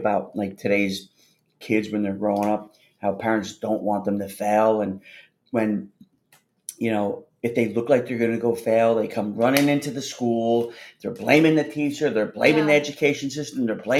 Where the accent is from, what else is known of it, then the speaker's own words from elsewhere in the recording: New Jersey, United States; moved away; a town near where I grew up in New Jersey.